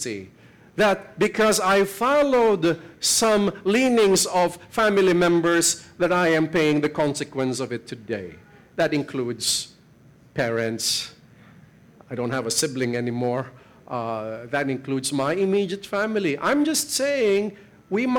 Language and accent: English; Philippines; I'm a Filipino